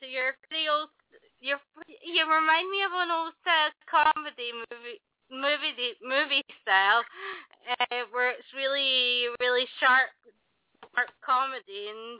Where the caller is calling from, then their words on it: London, United Kingdom; I'm in London in the UK.